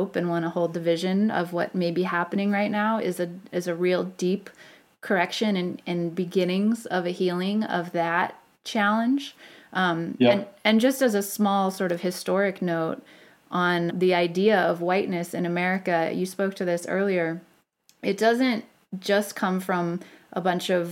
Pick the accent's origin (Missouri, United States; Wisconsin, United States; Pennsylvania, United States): Missouri, United States; St. Louis; I'm from St. Louis